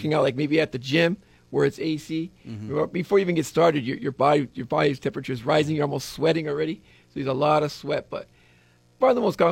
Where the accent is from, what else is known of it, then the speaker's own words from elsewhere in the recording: Laie, Hawaii, United States; I grew up out there in Laie, Kokui. I went to Kokui High School.